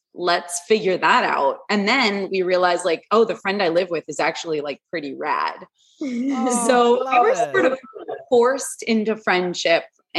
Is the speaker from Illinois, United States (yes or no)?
no; Los Angeles, California, United States; And we grew up in Sherman Oaks, California. We're Valley girls